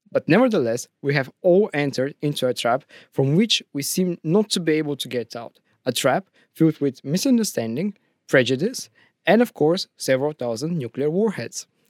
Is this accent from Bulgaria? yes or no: yes; Bulgaria; now in Russia; I'm not from Russia, I'm from Bulgaria